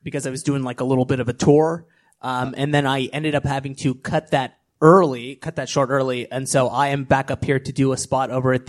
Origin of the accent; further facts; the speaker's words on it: Los Angeles, California, United States; I'm from Los Angeles